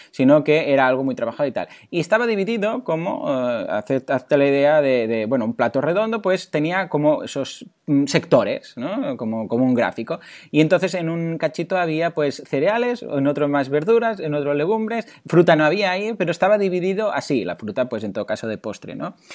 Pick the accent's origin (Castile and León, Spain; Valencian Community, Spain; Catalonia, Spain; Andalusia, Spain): Catalonia, Spain; Mataró; yo ya sabéis que soy de Mataró